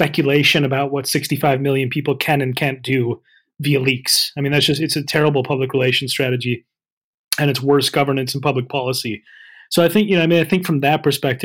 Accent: United States; now in United Kingdom; as an American

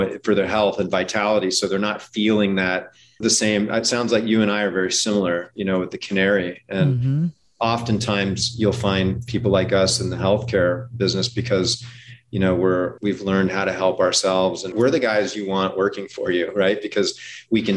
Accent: Hawaii, United States; I grew up in Hawaii

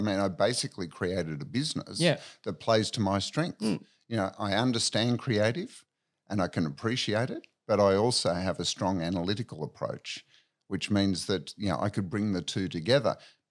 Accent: Victoria, Australia; Okay, so born in Victoria in a country town. Spent most of my childhood and teenage years down on the Mornington Peninsula by the sea.

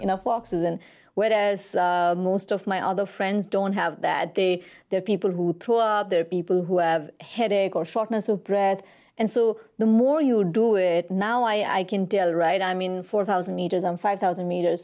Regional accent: Kathmandu, Bagmati, Nepal; I was born and raised in Kathmandu

